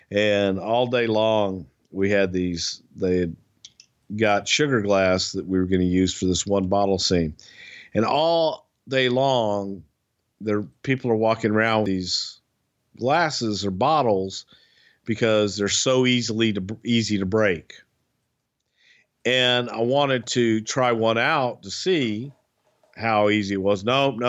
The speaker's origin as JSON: {"language": "English", "region": "the South", "country": "United States", "accent": "Southern", "said": "That's just my Southern accent. Now you're making fun of the way I talk."}